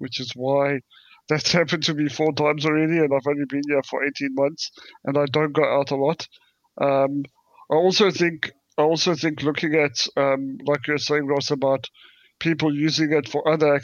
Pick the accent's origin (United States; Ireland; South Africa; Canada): South Africa; now in United Kingdom; I come from South Africa